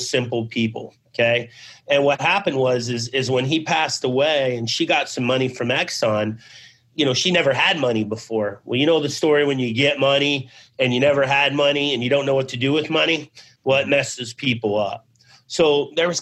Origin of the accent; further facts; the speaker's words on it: Abbeville, Louisiana, United States; moved away; also born or lived in Ely, Nevada / Arizona; I was born in Abbeville, Louisiana